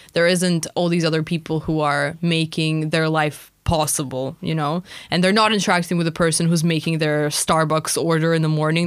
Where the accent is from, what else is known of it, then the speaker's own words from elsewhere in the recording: Russia; moved away; when I was growing up in Russia, it was just so normal to, like, know all of our neighbors